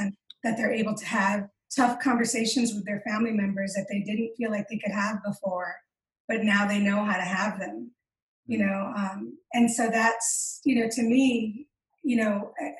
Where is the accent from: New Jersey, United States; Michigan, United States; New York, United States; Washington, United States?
Michigan, United States; now in Utah, United States; I call myself a Michicana because I'm a Chicana from Michigan